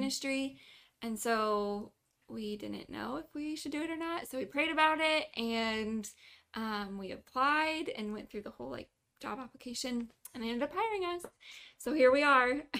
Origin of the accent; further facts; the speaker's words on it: Kansas, United States; first language English; moved away as an adult; also born or lived in Omaha, Nebraska / Iowa; now in Tijuana, Mexico; we moved around a little bit when I was younger, but for the most part I grew up in Kansas.